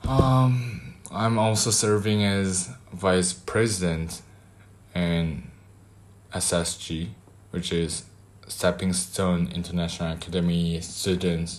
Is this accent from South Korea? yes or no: yes; South Korea; I am from Korea, South Korea, Republic of South Korea